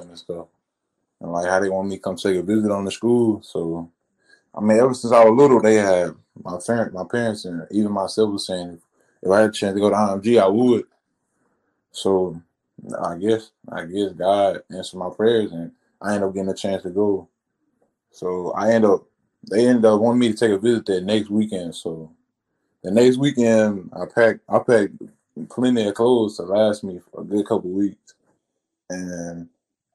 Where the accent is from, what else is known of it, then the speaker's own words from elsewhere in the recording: Tennessee, United States; I'm back in Tennessee playing for my home state.